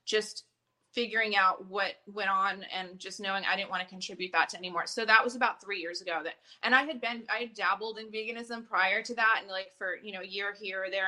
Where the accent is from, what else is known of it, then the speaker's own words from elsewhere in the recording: New Jersey, United States; moved away; I'm from the East Coast. I'm from New Jersey originally